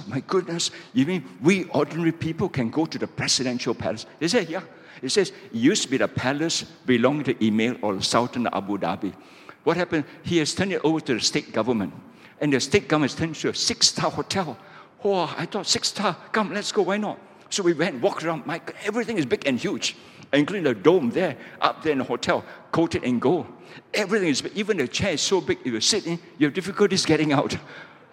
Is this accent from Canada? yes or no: no; Malaysia; I'm a pastor from Malaysia